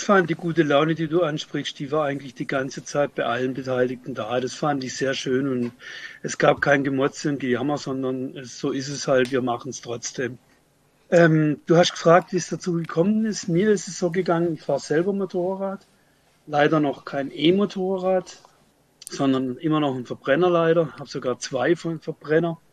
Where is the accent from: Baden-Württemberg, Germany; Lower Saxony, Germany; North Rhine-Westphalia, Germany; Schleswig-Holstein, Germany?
Baden-Württemberg, Germany; Freiburg; ich komme aus Freiburg